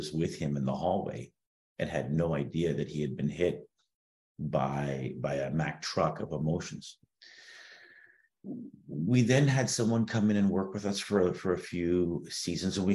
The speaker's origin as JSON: {"language": "English", "town": "Toronto", "region": "Ontario", "country": "Canada", "tie": "born or raised there", "said": "growing up in Toronto, you know, you pop out of the womb and they slide a pair of skates on you"}